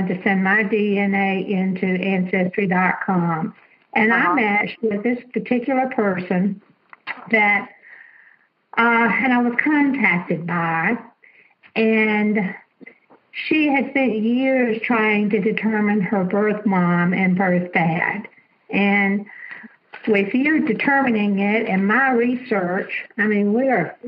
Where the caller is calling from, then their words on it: Alabama, United States; I'm calling from Alabama